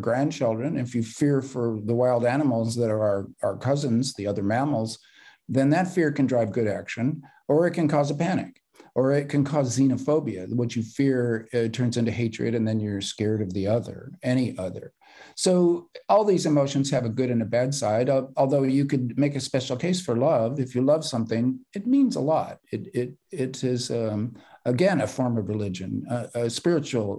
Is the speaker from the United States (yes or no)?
yes; California, United States; I'm a Californian